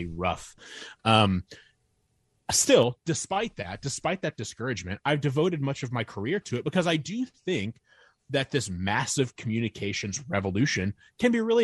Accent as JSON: {"language": "English", "region": "Northern Indiana", "country": "United States", "tie": "born or raised there", "said": "I grew up in Northern Indiana"}